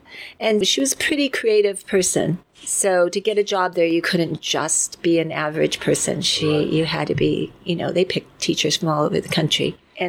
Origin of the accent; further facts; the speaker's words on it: San Francisco, California, United States; moved away as an adult; now in Ashland, United States; Born in the Bay Area, San Francisco area.